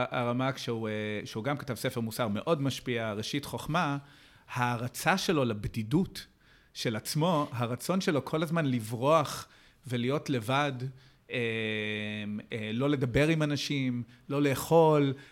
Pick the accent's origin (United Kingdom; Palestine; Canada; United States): United States; now in Israel; אז כידוע לך, גם אני, גם אני בא מאמריקה